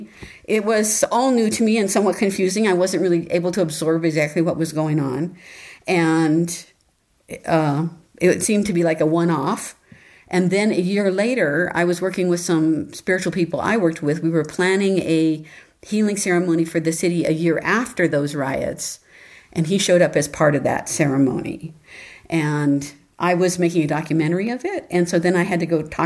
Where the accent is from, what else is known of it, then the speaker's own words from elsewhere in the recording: Los Angeles, California, United States; I was born and raised in Los Angeles